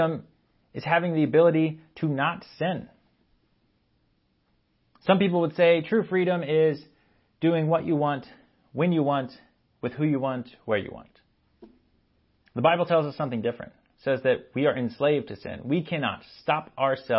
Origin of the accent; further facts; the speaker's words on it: Texas, United States; I grew up in Texas.